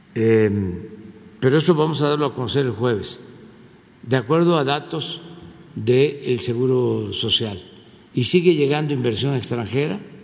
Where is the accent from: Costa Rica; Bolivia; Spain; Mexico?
Mexico